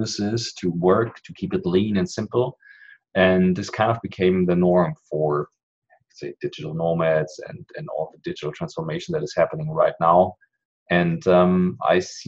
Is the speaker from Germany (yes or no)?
yes; Germany; I'm an entrepreneur from Germany